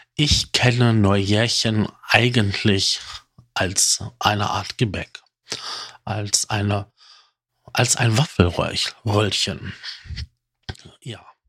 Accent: North Rhine-Westphalia, Germany; bei uns in Nordrhein-Westfalen

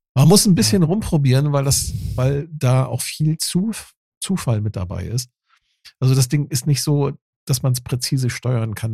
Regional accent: Dithmarschen, Schleswig-Holstein, Germany; ich komme ja vom Land aus Dithmarschen

